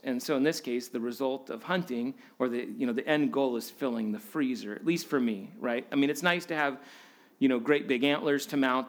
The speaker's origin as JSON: {"language": "English", "region": "Alaska", "country": "United States", "tie": "born or raised there", "said": "growing up in Alaska"}